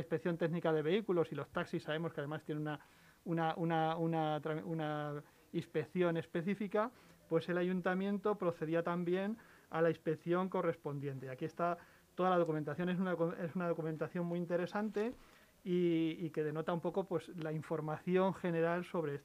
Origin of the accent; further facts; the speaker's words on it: La Guardia, Castilla-La Mancha, Spain; moved away; Mi, pueblo es en, Toledo, en La Guardia, en, mm. La Mancha, en, la carretera de Andalucía